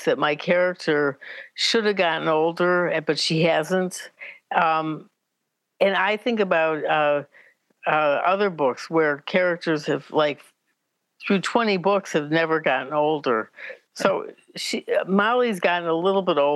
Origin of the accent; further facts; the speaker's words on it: Chicago, Illinois, United States; I grew up in Chicago